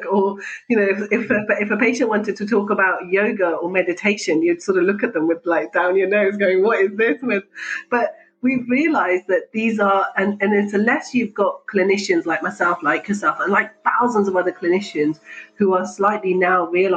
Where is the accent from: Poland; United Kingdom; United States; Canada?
United Kingdom; I'm Pakistani, but British and grew up here, had my medical training here.